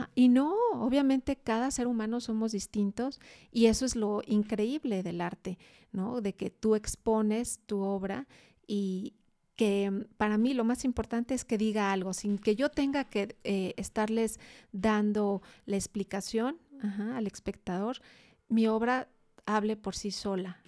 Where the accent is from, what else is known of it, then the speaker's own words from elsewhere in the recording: Guadalajara, Jalisco, Mexico; also born or lived in Mexico City; Toda la familia de aquí de Guadalajara, sí.